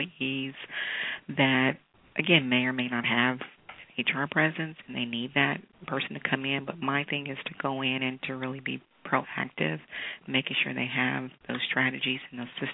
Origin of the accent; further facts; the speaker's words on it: Kansas City, Missouri, United States; moved away as an adult; now in Houston, United States; I grew up in Kansas City, Missouri